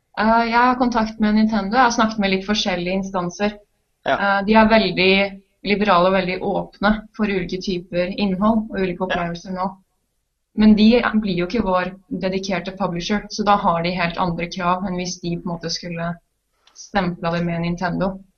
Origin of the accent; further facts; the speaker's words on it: Trondheim, Trøndelag, Norway; jeg er fra Trondheim